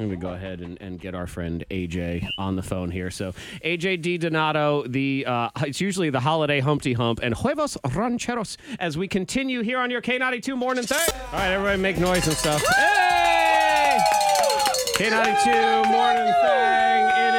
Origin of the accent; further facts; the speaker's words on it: Massachusetts, United States; moved away as an adult; also born or lived in upstate New York; now in Virginia, United States; I'm from Massachusetts, so New England, Yankee boy, all sorts of stuff. Went to school upstate New York